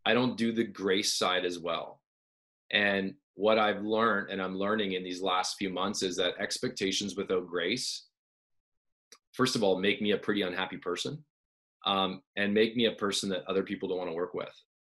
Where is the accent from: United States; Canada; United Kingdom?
Canada; I'm Canadian.